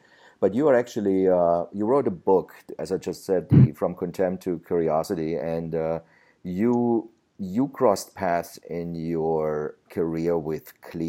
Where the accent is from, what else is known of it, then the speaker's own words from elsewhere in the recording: New York, United States; And she's also going to come to New York, to my hometown in September the 4th